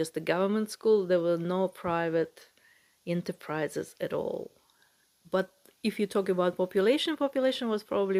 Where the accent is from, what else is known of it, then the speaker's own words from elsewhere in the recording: Moscow, Russia; moved away; I used to live in Moscow, the area called Solntsevo